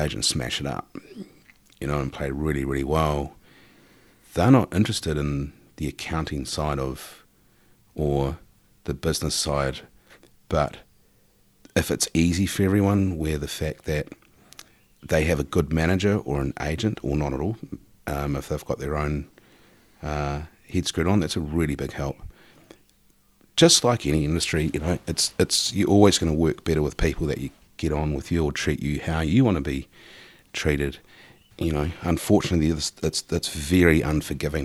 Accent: New Zealand; also born or lived in Auckland, New Zealand; coming back home as a New Zealander

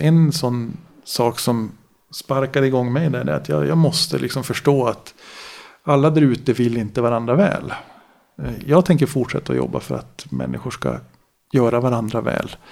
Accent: Gällivare, Norrbotten County, Sweden; Född och uppvuxen då i Gällivare

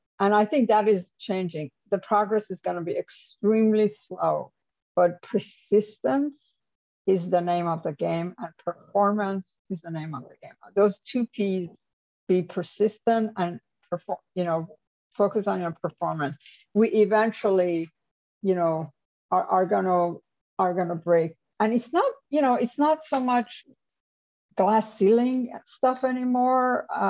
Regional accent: New York, United States; also born or lived in Japan / United Kingdom / France / Germany; This is, you know, I come from New York. I worked in Japan. I worked in UK. I worked in France and Germany.

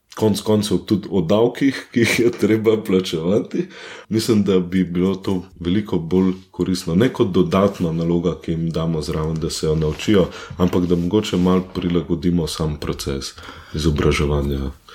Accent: near Katarina above Ljubljana, Central Slovenia, Slovenia; moved away as an adult; now in Düsseldorf, Germany; Katarina, nad Ljubljana, Sonce, zelo blizu mojega domačega kraja

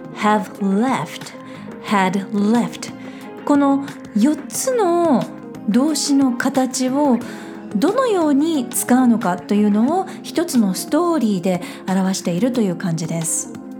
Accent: Japan; 私たち日本人でネイティブではない

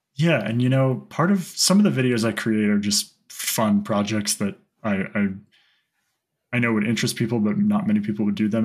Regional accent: Santa Fe, New Mexico, United States; I grew up in Santa Fe, which is the highest capital in the U.S.

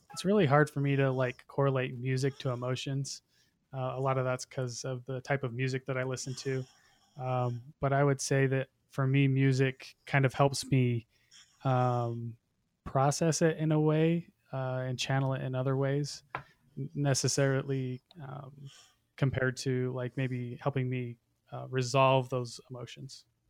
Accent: Utah, United States; I'm from Utah

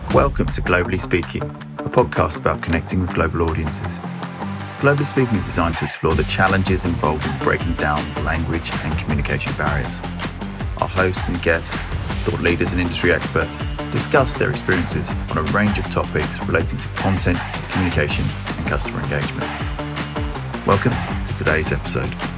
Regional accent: United States; as an American

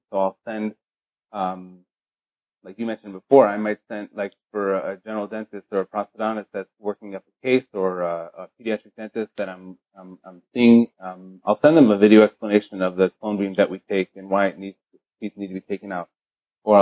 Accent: Chicago, Illinois, United States; moved away as an adult; also born or lived in Israel / Baltimore, Maryland; now in Beverly Hills, United States; I grew up in Chicago, Illinois

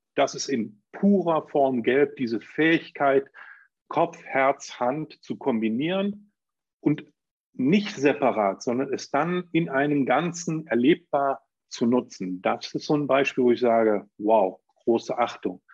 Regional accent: Germany; bei uns in Deutschland

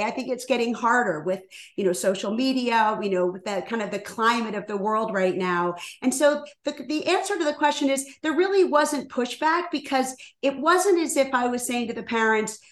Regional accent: Washington, District of Columbia, United States; moved away as an adult; also born or lived in Rhode Island; now in Chicago, United States; I was born and raised in Washington, D.C.

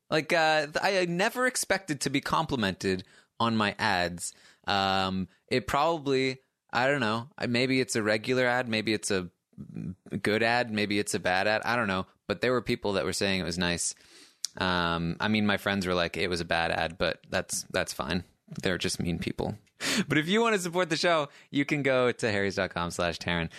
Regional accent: Maine, United States; I, I grew up in, in a small town in Maine

